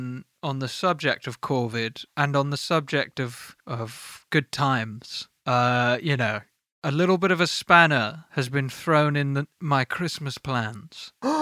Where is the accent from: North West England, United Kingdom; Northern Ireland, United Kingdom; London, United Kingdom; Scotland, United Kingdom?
North West England, United Kingdom; Hartford; But in year five, I was hanging out in Tanner's Crescent, which is near where I grew up in Hartford.